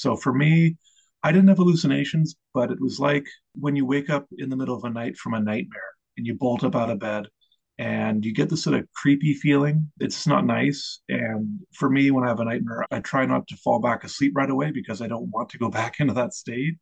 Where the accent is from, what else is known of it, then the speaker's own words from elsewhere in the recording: Eastern Canada, Canada; I grew up in Eastern Canada on the seashore in a small town